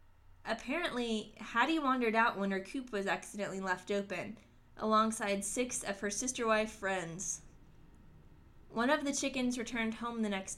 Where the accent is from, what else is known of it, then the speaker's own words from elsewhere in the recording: the South, United States; Despite growing up in the South, I never cared for a chicken in my life